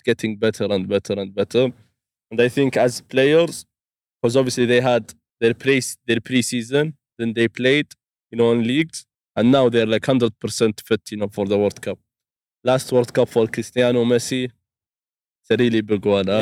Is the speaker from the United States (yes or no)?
no; Saudi Arabia; I'm from Saudi